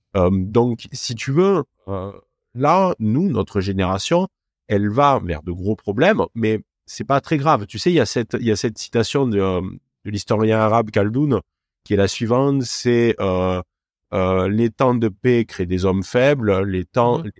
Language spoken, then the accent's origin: French; Cévennes, north of Montpellier, Occitania, France; accent: Cévennes accent; moved away; also born or lived in Lyon; d'où vient mon accent si particulier, ça vient des, des Cévennes donc au nord de Montpellier